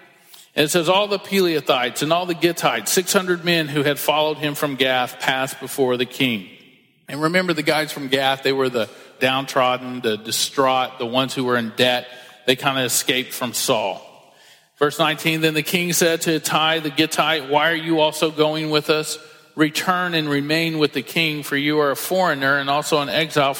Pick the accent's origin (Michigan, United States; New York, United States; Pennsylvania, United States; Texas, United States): Texas, United States; I was born in Texas